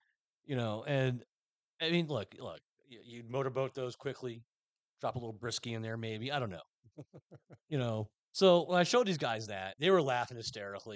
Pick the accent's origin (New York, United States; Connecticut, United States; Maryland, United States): New York, United States; also born or lived in Westchester County; now in Florida, United States; I'm from New York.